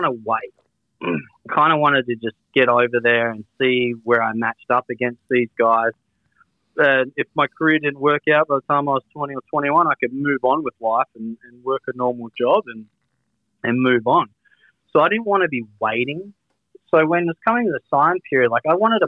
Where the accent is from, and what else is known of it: Australia